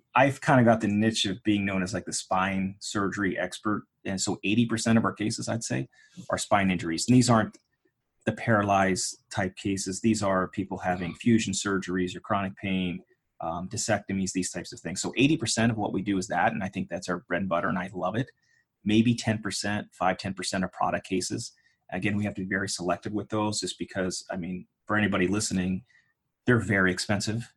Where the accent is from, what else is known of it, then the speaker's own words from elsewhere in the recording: Pittsburgh, Pennsylvania, United States; I grew up in Pittsburgh, Pennsylvania